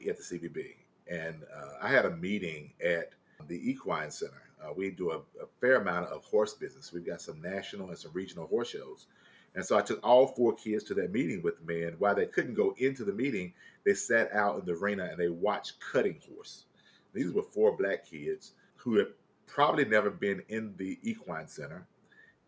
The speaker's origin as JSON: {"language": "English", "region": "the South", "country": "United States", "said": "I'm from the South, so, you know, church affiliation"}